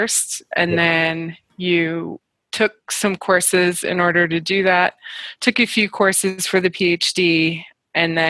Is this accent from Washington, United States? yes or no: yes; Spokane, Washington, United States; accent: North American; moved away as an adult; now in Canada; I grew up there.